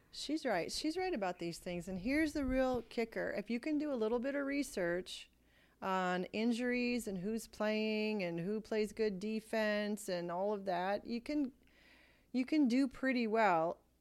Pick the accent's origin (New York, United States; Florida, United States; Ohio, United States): Ohio, United States